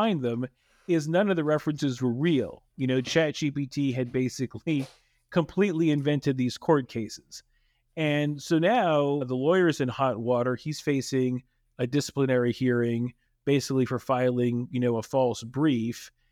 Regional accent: Texas, United States; I grew up in Texas, and I remember the existence of Pizza Inn

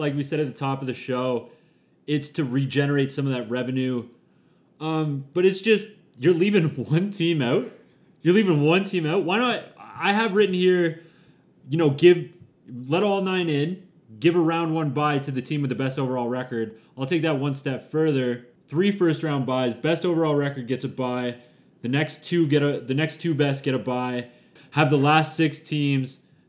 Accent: Eastern Ontario, Canada; born or raised there

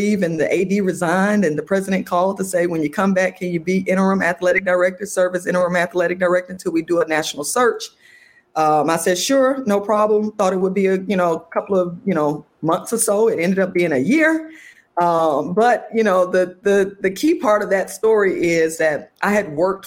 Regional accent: Atlanta, Georgia, United States; my hometown, Atlanta

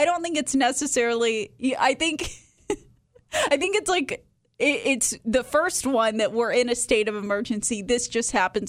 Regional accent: the South, United States; I grew up in the South

